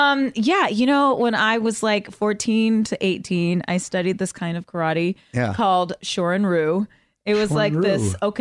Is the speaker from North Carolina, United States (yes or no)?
no; Euless, Texas, United States; moved away; I'm from a little town right in between Dallas and Fort Worth called Euless.